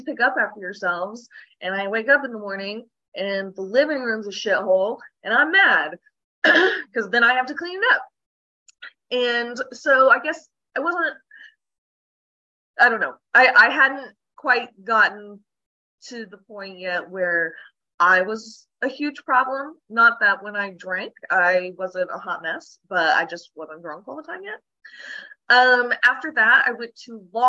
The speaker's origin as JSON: {"language": "English", "region": "Oklahoma", "country": "United States", "tie": "born or raised there", "said": "Born and raised in Oklahoma"}